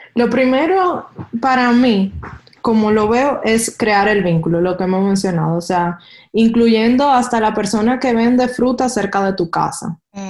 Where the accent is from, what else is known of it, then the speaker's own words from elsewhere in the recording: Dominican Republic; moved away as an adult; como buen dominicano